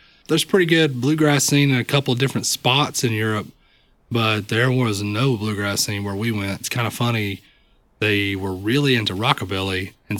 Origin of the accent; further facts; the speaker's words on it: Bradley County, Tennessee, United States; also born or lived in Ohio / Knoxville, Tennessee / Cleveland, Tennessee; now in Chattanooga, United States; Well, I grew up in Bradley County, lived there till I was about 14 or 15, and then I moved up to Ohio. And I lived there for a few years, about a year and a half or so, and then moved back down here.